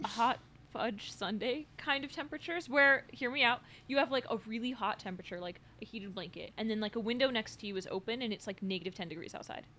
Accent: California, United States; growing up in California

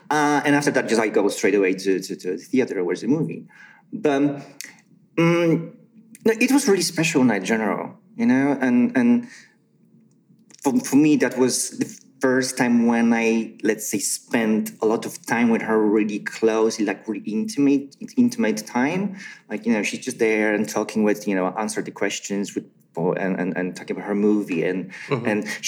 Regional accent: Poland; English is a second language; Where are you from? I said, well, I'm from Poland.

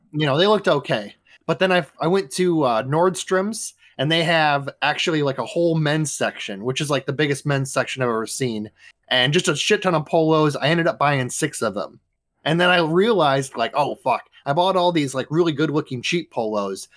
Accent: Midwest, United States; I am from the Midwest.

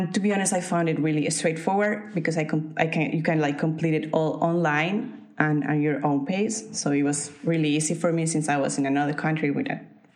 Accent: Colombia; moved away as an adult; now in United Kingdom; I was working full-time in my home country, in Colombia

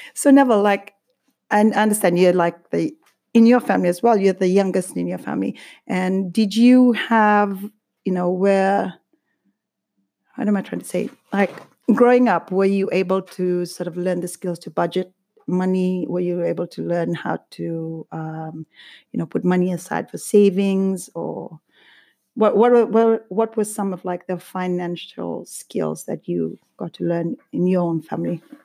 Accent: Fiji; now in United Kingdom; growing up in Fiji

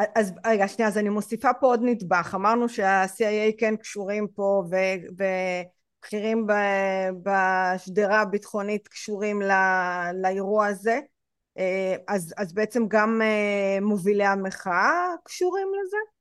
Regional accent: Israel

